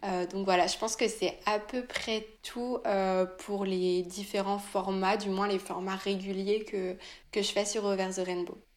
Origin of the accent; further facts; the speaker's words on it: France; also born or lived in Nantes; je suis française, je vis à Nantes